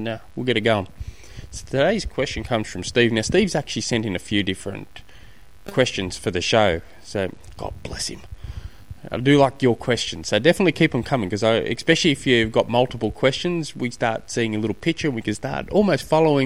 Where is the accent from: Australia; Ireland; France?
Australia; being an Aussie